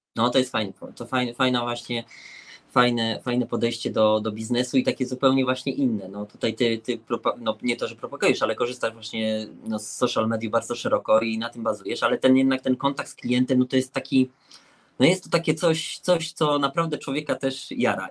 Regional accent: Łódź, Łódź Voivodeship, Poland; my jesteśmy z Łodzi, także to jest zagłębie jak gdyby szycia

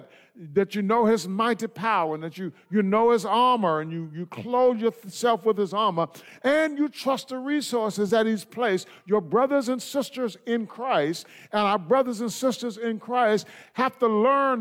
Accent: United States; I come from the United States of America

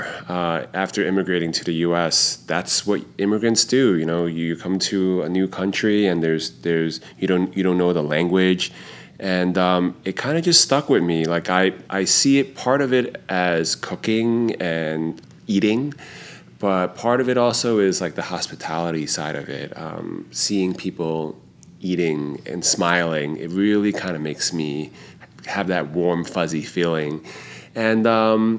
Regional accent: New York, United States; Growing up in Chinatown

